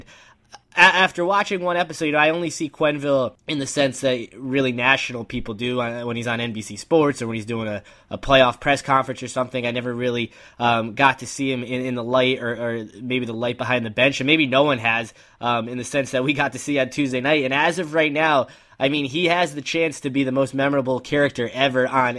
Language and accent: English; Connecticut, United States; I grew up in Connecticut.